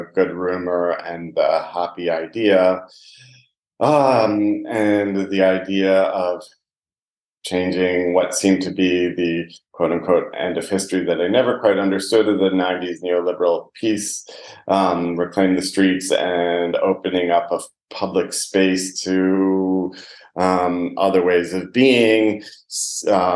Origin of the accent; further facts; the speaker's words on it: New York, United States; moved away as an adult; also born or lived in Maine / Los Angeles / London / Berlin; now in Leipzig, Germany; I was born in New York, got an undergraduate degree in cultural anthropology from a small liberal arts school